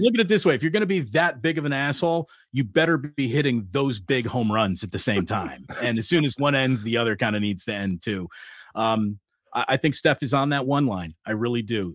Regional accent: East Coast, United States; moved away; growing up on the East Coast

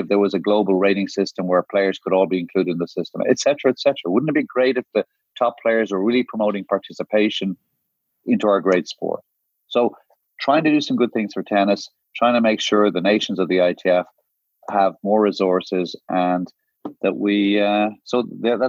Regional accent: Ireland; also born or lived in Guyana / Jamaica; I'm from Ireland, which is a smaller nation. I was born in the Caribbean. Not many people know that. I was born in Guyana and I grew up in Jamaica until I was 8

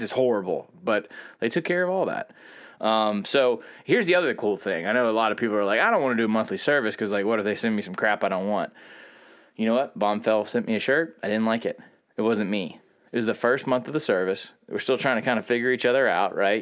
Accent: the South, United States; I still am Southern

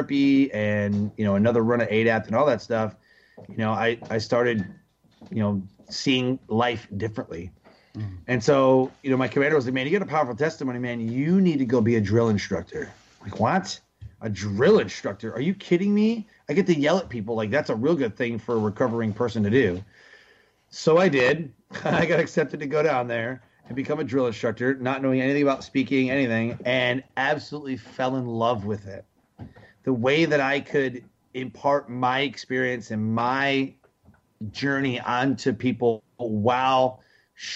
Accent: Detroit, Michigan, United States; I grew up in Detroit, Michigan

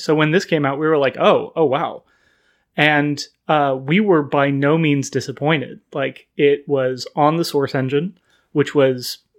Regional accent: Sacramento, California, United States; growing up in Sacramento, we had a couple of really amazing comic book shops that all had kind of a tabletop investment to them.

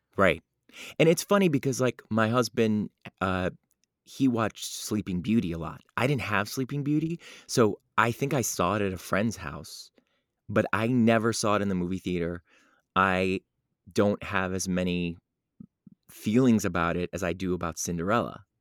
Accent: Cleveland, Ohio, United States; moved away; I grew up in Cleveland, Ohio

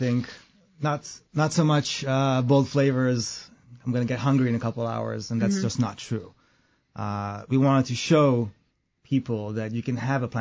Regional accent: Israel; now in United States; I grew up in Israel

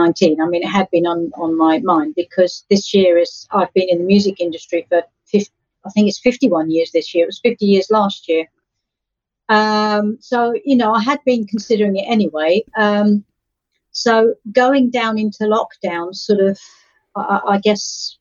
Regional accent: Essex, East of England, United Kingdom; I come from Essex, the county of Essex

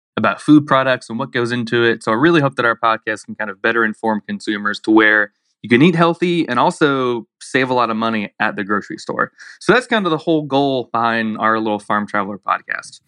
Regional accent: Blountstown, Florida, United States; also born or lived in Daytona, Florida; I grew up in Bluntstown, Florida, real rural community

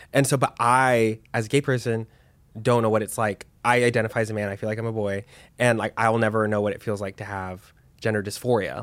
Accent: Dallas, Texas, United States; also born or lived in New York; now in Los Angeles, United States; I'm from Texas, I'm from Dallas.

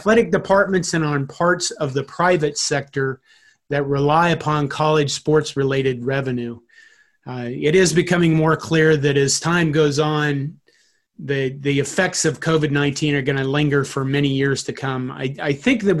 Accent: Curtis, Nebraska, United States; I grew up in Western Nebraska, and by that I mean out by North Platte, a small town named Curtis

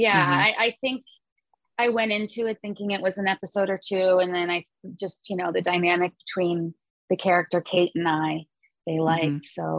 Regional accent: Los Angeles, California, United States; I grew up in the Valley.

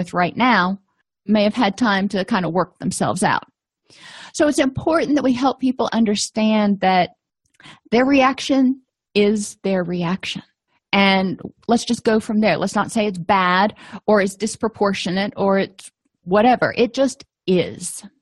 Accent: Florida, United States; I come from Florida

